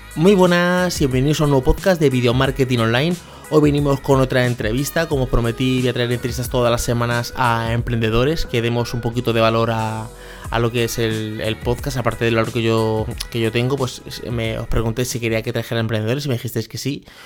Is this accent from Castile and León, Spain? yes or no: no; Leganés, Community of Madrid, Spain; crecí en un barrio en Leganés, en Madrid, que es San Nicasio